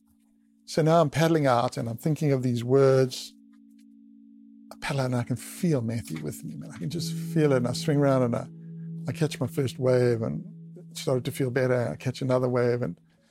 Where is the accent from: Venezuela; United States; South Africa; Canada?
South Africa; Durban, KwaZulu-Natal; just north of Durban, where I grew up on the East Coast